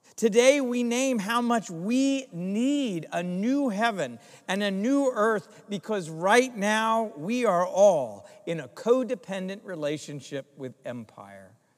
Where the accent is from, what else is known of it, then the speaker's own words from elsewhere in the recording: Greensboro, North Carolina, United States; moved away; my hometown in Greensboro, North Carolina